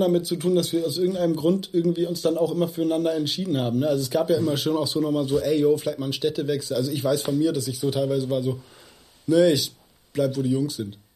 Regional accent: Hamburg, Germany; ich bin da aufgewachsen in Othmarschen, bin da auch zur Schule gegangen

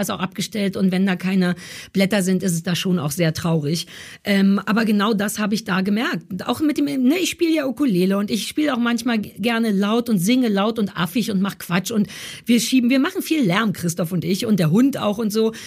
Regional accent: Berlin, Germany; Also ich bin ja wirklich in Berlin Mitte geboren quasi. Also ich kann nicht noch mehr Berliner sein, als ich es bin.

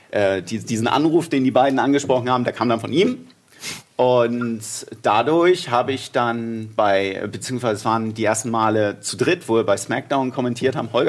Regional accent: Hamburg, Germany; Also ich komme aus Hamburg, alles hinterm Elbtunnel ist Bayern.

